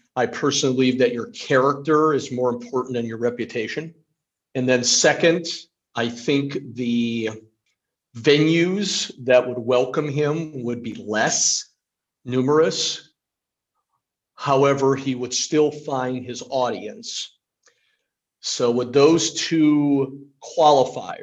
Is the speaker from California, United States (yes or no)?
no; Ohio, United States; I'm a lifelong Ohioan.